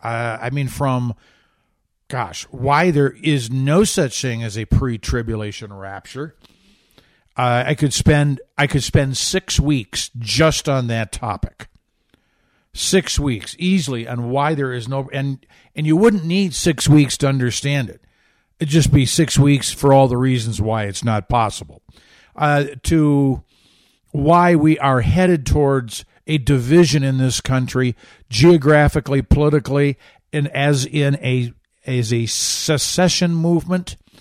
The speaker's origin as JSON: {"language": "English", "town": "Grand Rapids", "region": "Michigan", "country": "United States", "tie": "born or raised there", "said": "I grew up about fifteen, eighteen miles to the east of Grand Rapids"}